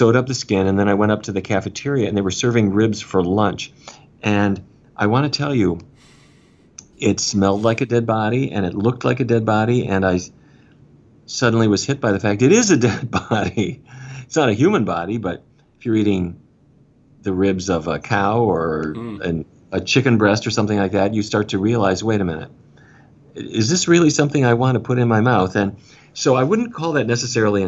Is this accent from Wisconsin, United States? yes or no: no; Fargo, North Dakota, United States; I grew up in Fargo, North Dakota, which is up near the Canadian border.